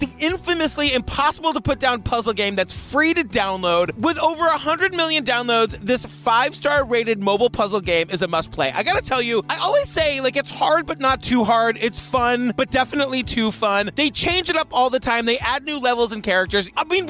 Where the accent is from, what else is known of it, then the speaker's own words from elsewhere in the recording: New England, United States; Like, I grew up in New England.